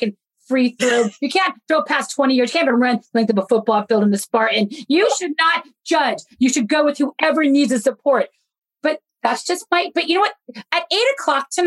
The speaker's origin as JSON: {"language": "English", "town": "Phoenix", "region": "Arizona", "country": "United States", "moved": "yes", "lives_now": "Los Angeles, United States", "said": "I'm from Phoenix"}